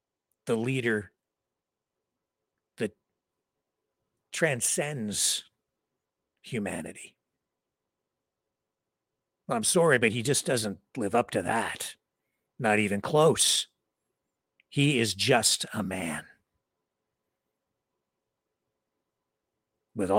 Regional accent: London, Ontario, Canada; my hometown of London, Ontario

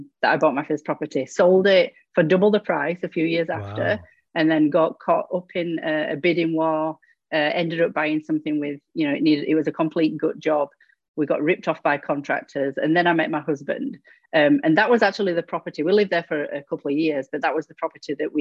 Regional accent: England, United Kingdom; accent: British; moved away as an adult; now in Ontario, Canada; I'm originally from England in the UK, both myself and my husband. We moved to Canada 11 years ago

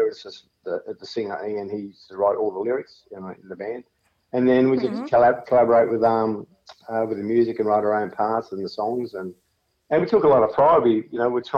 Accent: Sutherland Shire, New South Wales, Australia; We're down from the Southern Shire area.

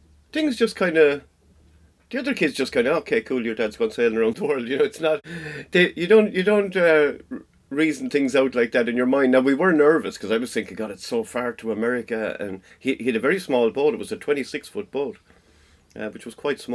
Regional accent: Ireland; we grew up sailing up in Lochdurg

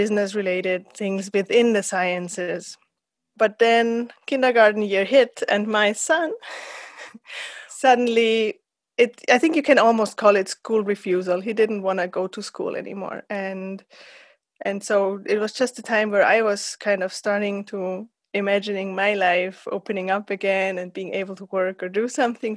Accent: Austria; also born or lived in San Diego, United States; I'm from Austria, where I'm at the moment

